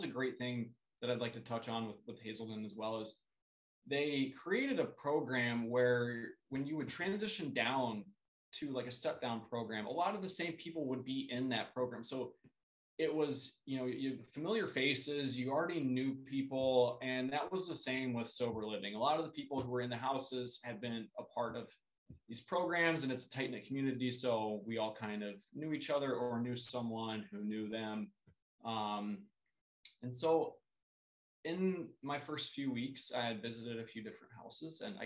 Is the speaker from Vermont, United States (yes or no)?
no; Columbus, Ohio, United States; moved away as an adult; now in St. Paul, United States; where I grew up in Columbus, Ohio, sober living was not a thing